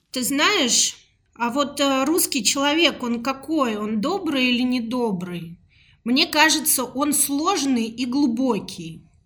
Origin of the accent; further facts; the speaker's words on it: Moscow, Russia; Родилась я в Москве, мне 37 лет.